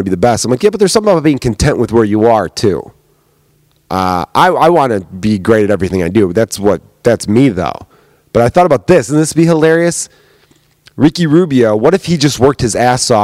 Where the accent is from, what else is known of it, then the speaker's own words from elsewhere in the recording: United States; I am American